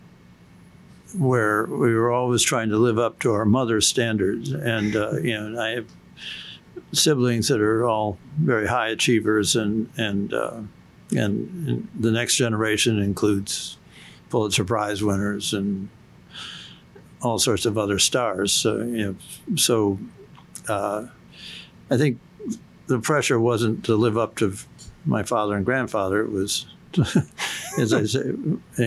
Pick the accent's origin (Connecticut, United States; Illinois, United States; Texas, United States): Illinois, United States; Evanston; I grew up in Evanston, Illinois, which is a city just north of Chicago